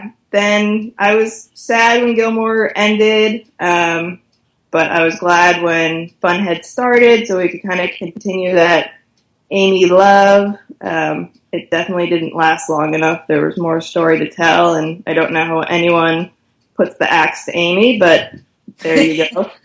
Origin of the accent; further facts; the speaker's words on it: Canada; now in Los Angeles, United States; I currently live in Los Angeles, but I'm originally from Canada, and I've moved around a lot growing up